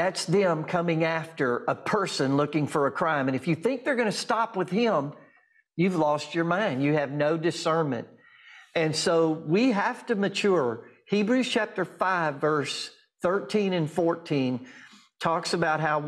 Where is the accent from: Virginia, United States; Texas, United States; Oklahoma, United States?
Oklahoma, United States; Durant; In my hometown of Durant, I live outside of Durant, Oklahoma now